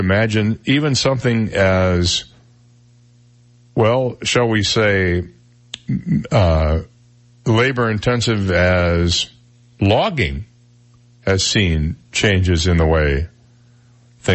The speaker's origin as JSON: {"language": "English", "town": "Flint", "region": "Michigan", "country": "United States", "tie": "born or raised there", "moved": "yes", "lives_now": "Naples, United States", "said": "I grew up in Flint, Michigan"}